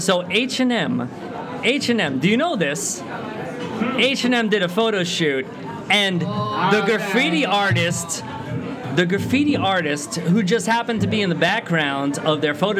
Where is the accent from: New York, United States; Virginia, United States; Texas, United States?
New York, United States; now in Japan; I'm from the Bronx, and I might be the only Italian left in the Bronx, even though the Bronx tale is from the Bronx. But I'm not in the Bronx anymore. I'm in Japan.